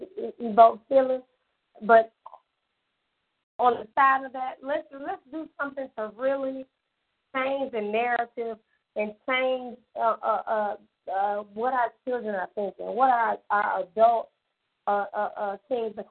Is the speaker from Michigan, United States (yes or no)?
yes; Detroit, Michigan, United States; now in Birmingham, United States; I'm from Detroit, Michigan.